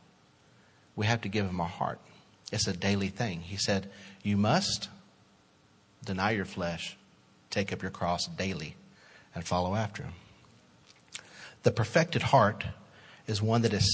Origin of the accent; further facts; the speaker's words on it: Little Rock, Arkansas, United States; born and raised in Little Rock